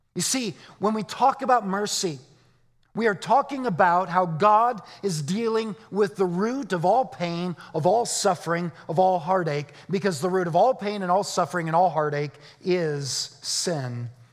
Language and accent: English; Arizona, United States; I'm from Arizona.